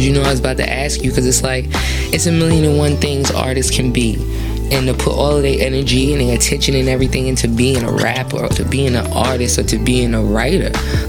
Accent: Queens, New York, United States; I'm from Queens, so it gotta sound like that because I'm from Queens.

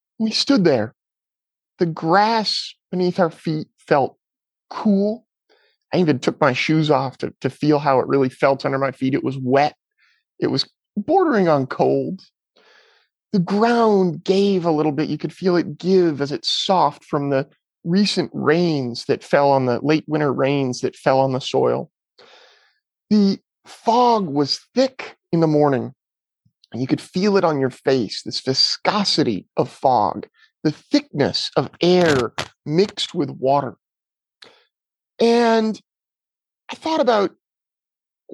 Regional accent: Petaluma, California, United States; my hometown of Petaluma, California.

